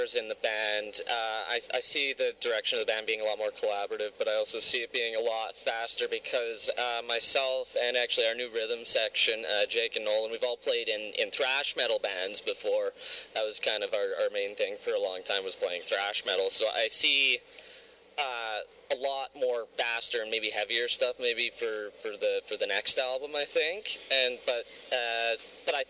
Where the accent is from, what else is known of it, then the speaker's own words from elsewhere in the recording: Canada; As a Canadian